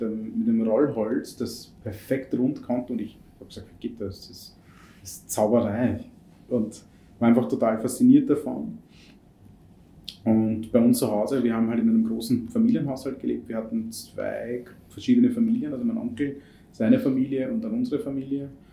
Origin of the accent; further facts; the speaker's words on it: India; moved away; ich bin in Indien erzogen worden und groß geworden